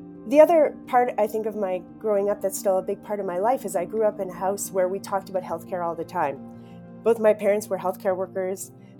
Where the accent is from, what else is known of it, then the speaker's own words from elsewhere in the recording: Saskatchewan, Canada; I grew up in Saskatchewan, and I grew up in a house where journalism was incredibly revered.